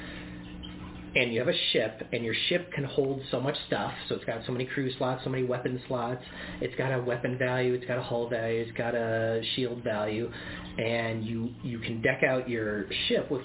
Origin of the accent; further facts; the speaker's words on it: Midwest, United States; also born or lived in Boston; now in Portland, United States; I grew up in the Midwest.